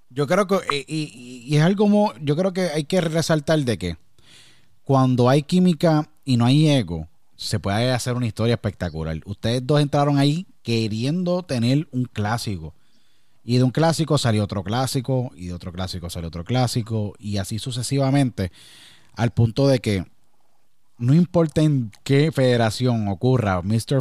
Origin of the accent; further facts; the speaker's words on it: Puerto Rico; now in United States; tuve que salir de Puerto Rico y emigrar a Estados Unidos.